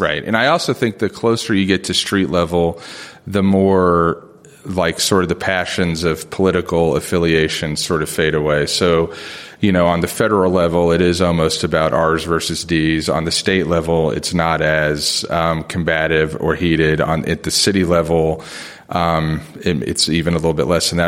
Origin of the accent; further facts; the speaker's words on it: Springfield, Ohio, United States; moved away; also born or lived in South Bend, Indiana; I was born in South Bend, but I grew up in Springfield, Ohio